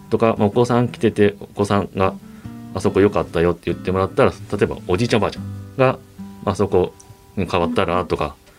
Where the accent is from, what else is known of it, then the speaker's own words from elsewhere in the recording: Tatsuno, Hyogo, Japan; 僕の地元の辰野市